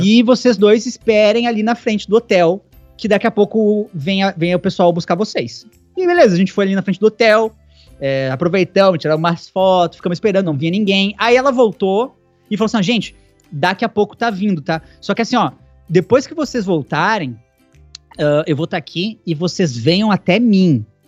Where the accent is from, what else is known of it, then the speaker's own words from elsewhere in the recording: Brazil; se eu sou de Caxias